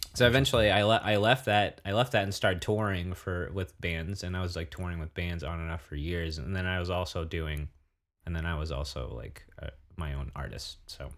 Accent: Santa Barbara, California, United States; moved away; also born or lived in Bay Area / Netherlands / Germany; I grew up watching back in Santa Barbara

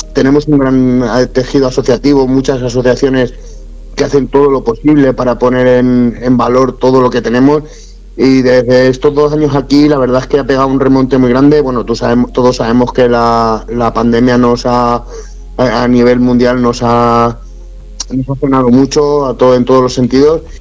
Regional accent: Utiel, Valencian Community, Spain; Utiel, primeramente, es mi pueblo en el que yo he nacido

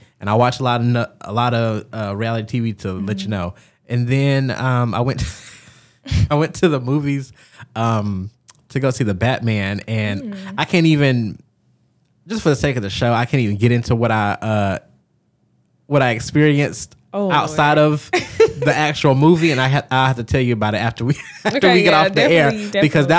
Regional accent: Georgia, United States; I'm from Georgia, I'm an American

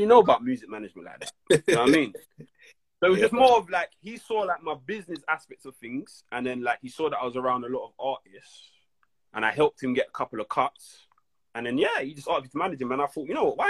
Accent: London, United Kingdom; I'm from Brixton

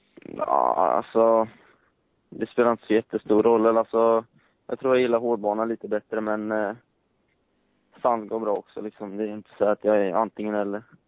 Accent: Gothenburg, Västra Götaland, Sweden; Jag kommer från Göteborg

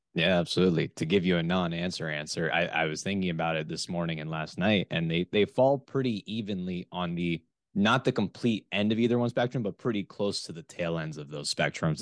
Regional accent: South Florida, United States; moved away as an adult; also born or lived in West Lafayette, Indiana; I am originally from the South Florida area

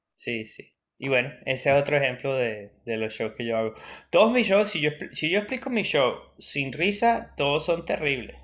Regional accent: Venezuela; moved away as an adult; also born or lived in Adelaide, Australia; now in Melbourne, Australia; yo soy venezolano

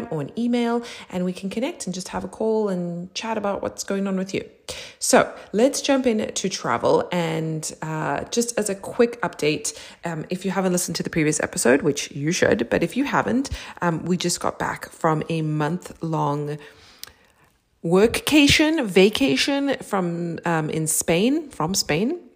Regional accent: South Africa; growing up in South Africa

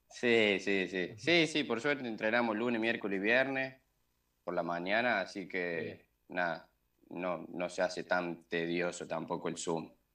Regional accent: Córdoba, Argentina; moved away; soy de Córdoba

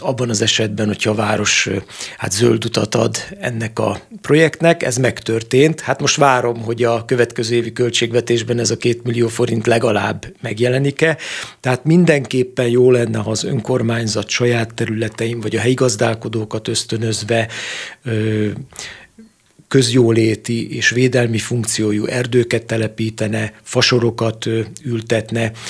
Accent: Great Hungarian Plain, Hungary; én alföldiként

